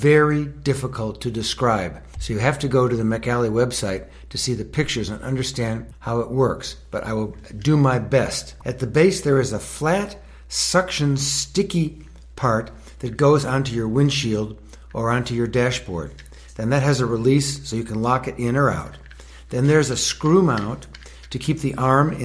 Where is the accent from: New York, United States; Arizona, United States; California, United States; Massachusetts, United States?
Arizona, United States; Tucson; I live in Tucson, Arizona